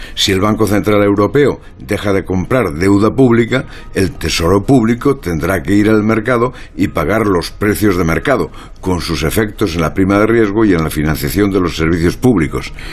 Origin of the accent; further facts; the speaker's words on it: Galicia, Spain; mi tierra gallega